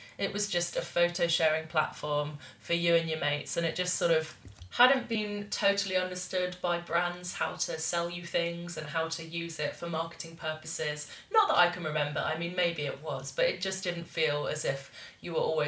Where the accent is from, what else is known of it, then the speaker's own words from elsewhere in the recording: Bath, South West England, United Kingdom; it's called The Weir in my hometown